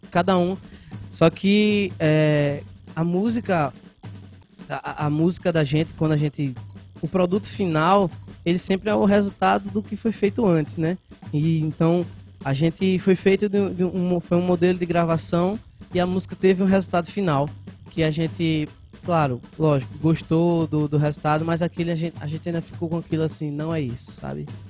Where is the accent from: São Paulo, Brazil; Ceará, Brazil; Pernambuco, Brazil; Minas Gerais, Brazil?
Pernambuco, Brazil; Carpina; also born or lived in Recife / Escada; now in Vitória de Santo Antão, Brazil; eu cresci em Carpina, né? Nas, nós dois nascemos em Recife